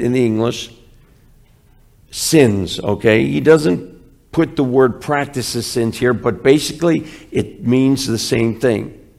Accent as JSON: {"language": "English", "town": "Philadelphia", "region": "Pennsylvania", "country": "United States", "said": "I'm from Philly."}